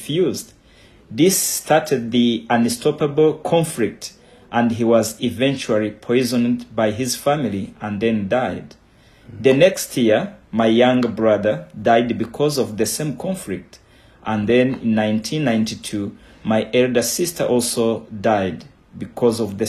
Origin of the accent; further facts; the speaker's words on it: Bugesera, Eastern Province, Rwanda; now in Kigali, Rwanda; I was born in Bugesera. Bugesera is part of the eastern province